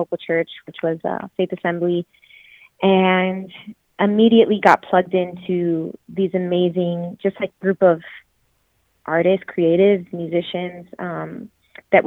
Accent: Florida, United States; born or raised there; also born or lived in New York / Puerto Rico (ancestry)

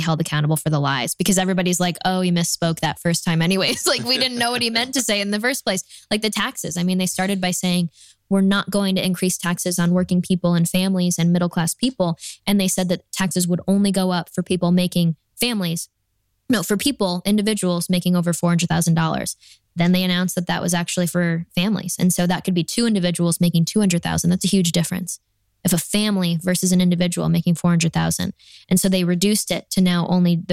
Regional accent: New York, United States; now in Texas, United States; I'm from New York where we have 100 people show up to our county GOP events

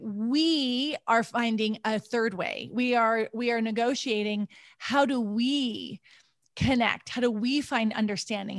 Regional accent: United States; moved away as an adult; also born or lived in Switzerland / Ouagadougou, Burkina Faso; when I moved to Switzerland, all of a sudden, my American identity was important, and I didn't, I didn't have an American identity in the U S

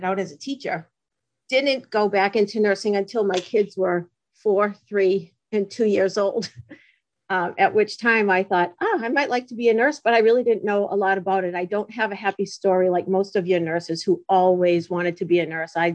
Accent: Massachusetts, United States; I come from Massachusetts. If you hadn't told them, they would probably guess by my accent

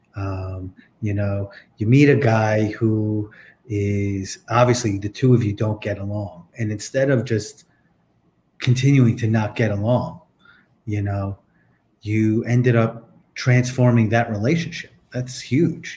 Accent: East Coast, United States; I'm from the East Coast

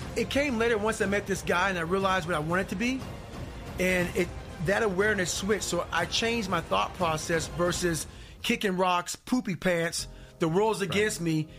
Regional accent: Indiana, United States; born or raised there; also born or lived in Buffalo, New York

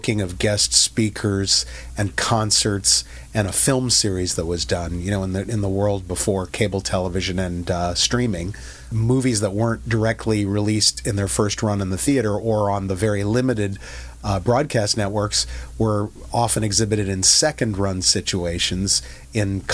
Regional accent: Cedar Rapids, Iowa, United States; moved away; I'm a kid from Cedar Rapids, Iowa. I consider it such a privilege and blessing to have grown up there

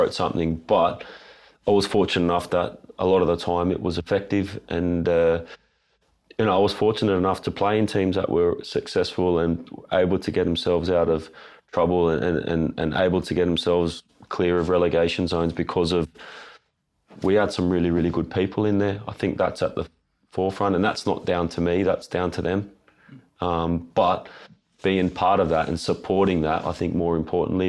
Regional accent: Sydney, New South Wales, Australia; I'm from Sydney

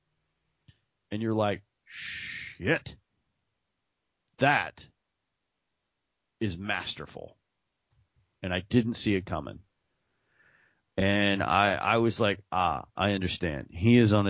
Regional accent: Texas, United States; I'm a schmuck from Texas with a podcast

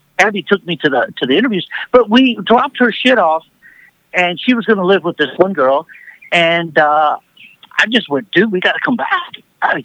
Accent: Huntsville, Texas, United States; moved away as an adult; now in Los Angeles, United States; I'm from Huntsville, so I'm outside. I'm 50, 60 miles north of Houston

